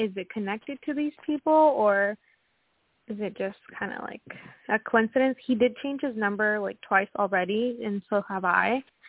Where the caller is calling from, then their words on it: Washington, United States; Yeah, thank you. Washington State.